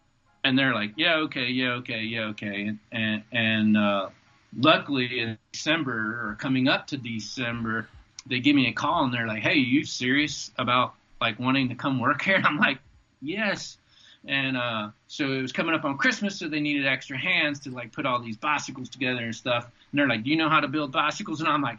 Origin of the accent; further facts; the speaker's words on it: the South, United States; And then, like, I'm from the South.